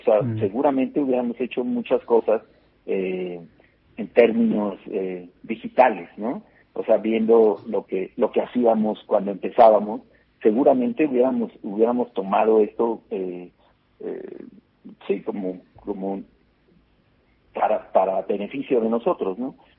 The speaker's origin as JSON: {"language": "Spanish", "country": "Mexico", "said": "como latinoamericanos, como mexicanos y latinoamericanos"}